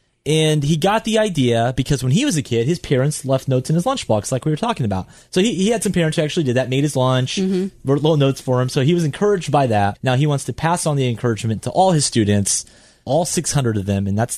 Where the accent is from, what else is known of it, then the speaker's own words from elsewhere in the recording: the South, United States; I grew up in the South.